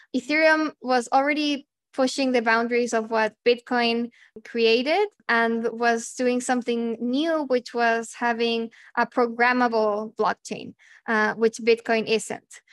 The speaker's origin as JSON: {"language": "English", "country": "Chile", "tie": "born or raised there", "also_born_or_lived": "Argentina", "moved": "as an adult", "said": "growing up in Chile"}